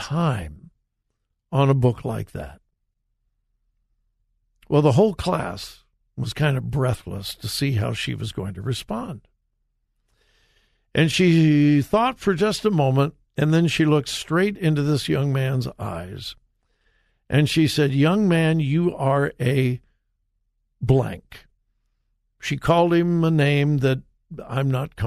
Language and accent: English; Compton, California, United States; I grew up in Southern California, went to high school in Compton, California